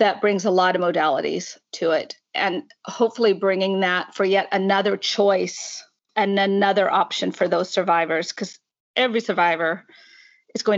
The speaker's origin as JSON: {"language": "English", "region": "Washington", "country": "United States", "tie": "born or raised there", "moved": "as an adult", "lives_now": "Northern Ireland, United Kingdom", "said": "My accent probably gives it away that I'm actually from the United States. I grew up in Washington State"}